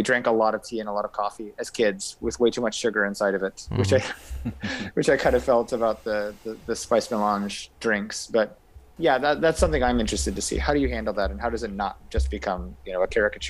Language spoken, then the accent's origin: English; Effingham, Illinois, United States; moved away as an adult; also born or lived in Jordan / Cyprus / Japan; it was obvious I was the only Arabic kid in school in Effingham, Illinois.